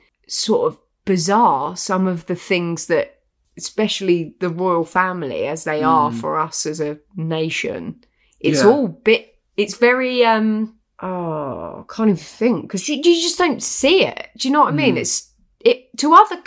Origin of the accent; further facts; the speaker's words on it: United Kingdom; as British people